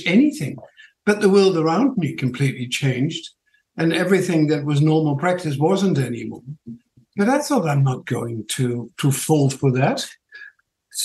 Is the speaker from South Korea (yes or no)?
no; Netherlands; accent: Dutch; also born or lived in New Zealand; now in Tauranga, New Zealand; My funny accent is from Holland, and I've been here in New Zealand about 50 years now, or 48 years